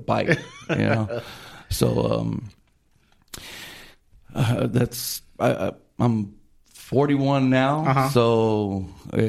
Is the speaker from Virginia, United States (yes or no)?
no; Honolulu, Hawaii, United States; moved away; I was born in Kaiser Permanente, you know, Honolulu, and Oahu is where we called home when we were there